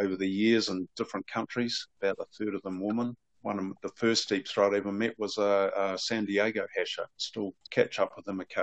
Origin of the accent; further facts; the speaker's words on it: New Zealand; being a Kiwi